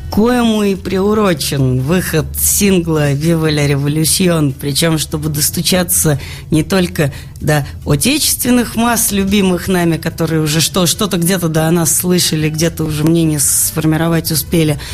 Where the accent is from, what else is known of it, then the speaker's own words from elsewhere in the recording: Saint Petersburg, Russia; moved away as an adult; now in Moscow, Russia; родной Петербург